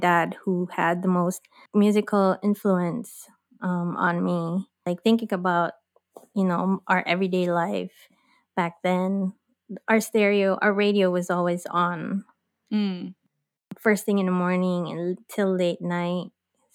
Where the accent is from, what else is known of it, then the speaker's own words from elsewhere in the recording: Philippines; moved away as an adult; now in Los Angeles, United States; I am born and raised in the Philippines.